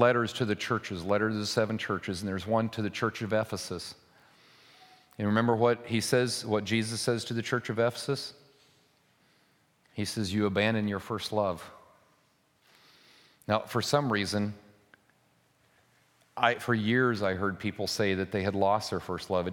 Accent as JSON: {"language": "English", "country": "United States", "said": "We live in an anomaly as American Christians"}